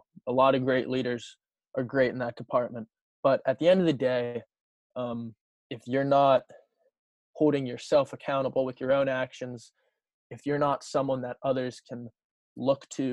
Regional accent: Wayland, Massachusetts, United States; I'm from Wayland and went to Wayland High School with Sean

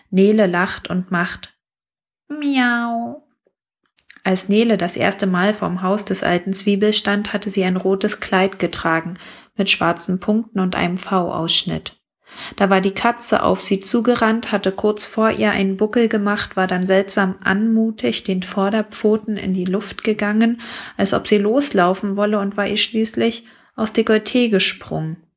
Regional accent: Brandenburg, Germany; weil ich mit ihm ein bisschen Dorfgefühl aus meiner Heimat Brandenburg verbinde

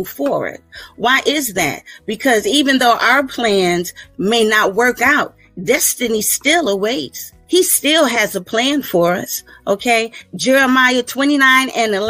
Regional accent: Virginia Beach, Virginia, United States; I hail from Virginia Beach, Virginia

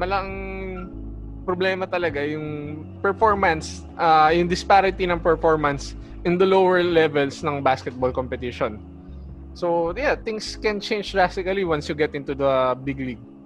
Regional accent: Philippines

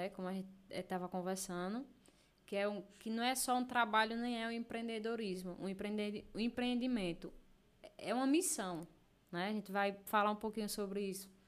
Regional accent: Delmiro Gouveia, Alagoas, Brazil; Nasci aqui no hospital

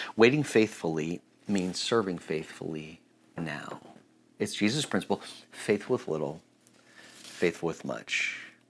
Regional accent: United States

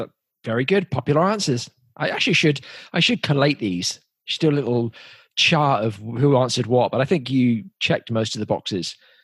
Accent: England, United Kingdom; growing up in England, there's this just iconic voices, right?

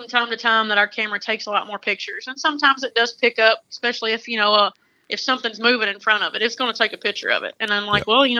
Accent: Lewisburg, Kentucky, United States; I am from Lewisburg, Kentucky

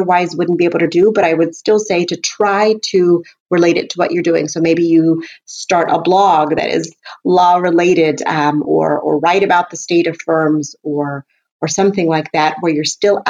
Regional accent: Houston, Texas, United States; my hometown as an example, Houston

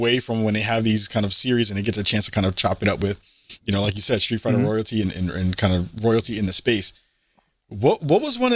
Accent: New York City, New York, United States; me being from the East Coast, I'm from the Bronx

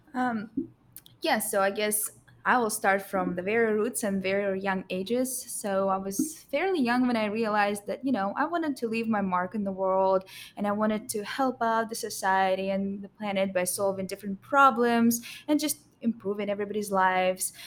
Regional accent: Russia; moved away as an adult; now in United States; I came from Russia, and that's where I attended high school.

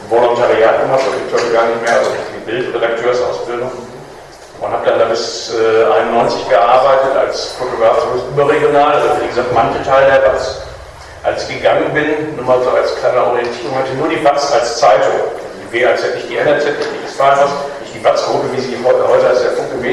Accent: Kettwig, North Rhine-Westphalia, Germany; Ich bin in Kettwig geboren und aufgewachsen. Papa war bei der Freiwilligen Feuerwehr.

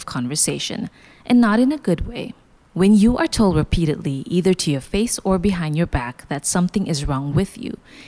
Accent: Kota Kinabalu, Sabah, Malaysia; moved away as an adult; now in Kuala Lumpur, Malaysia; my hometown, Kota Kinabalu, and moving to Kuala Lumpur 3 years ago

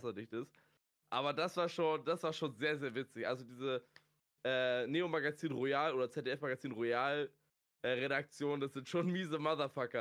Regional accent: Schleswig-Holstein, Germany; ich bin Schleswig-Holsteiner

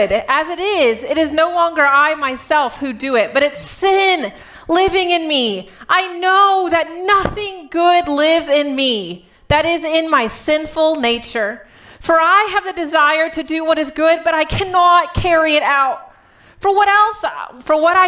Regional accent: Texas, United States; now in Michigan, United States; I'm from Texas

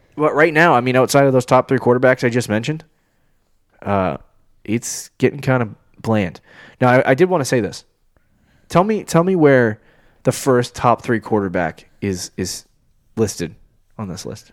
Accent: United States; I'm an American patriot

